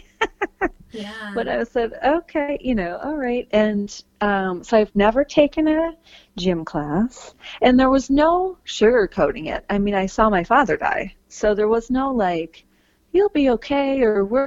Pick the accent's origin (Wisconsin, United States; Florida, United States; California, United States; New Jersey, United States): Wisconsin, United States; Green Bay; I grew up in Green Bay, Wisconsin